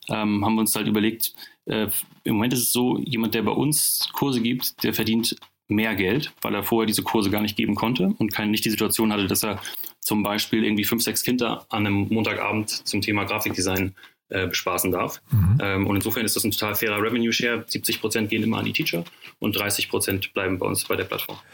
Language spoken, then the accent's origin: German; Northern Germany, Germany; kommen wir nicht nur alle aus dem Banking, sondern auch aus dem hohen Norden